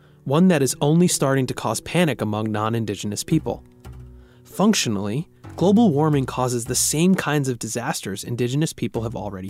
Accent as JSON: {"language": "English", "town": "Bethpage", "region": "New York", "country": "United States", "tie": "born or raised there", "moved": "yes", "lives_now": "Oakland, United States", "said": "I grew up on Long Island, New York, in a town called Bethpage"}